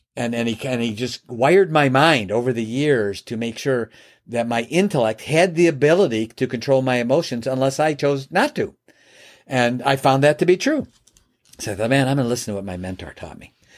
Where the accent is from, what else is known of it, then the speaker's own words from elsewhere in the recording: Chicago, Illinois, United States; moved away as an adult; now in Michigan, United States; I'm from Chicagoland area. I live in Michigan now, but back then I was in Chicago